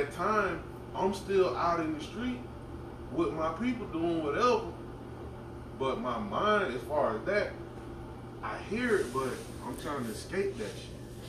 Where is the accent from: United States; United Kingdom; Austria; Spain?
United States; Pompano Beach, Florida; I grew up in Pompano, bro.